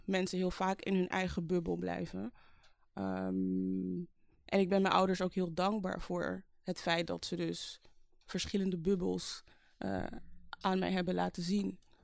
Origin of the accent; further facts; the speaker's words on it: Amsterdam, North Holland, Netherlands; geboren in Amsterdam in 1988 eh, als middelste van vijf kinderen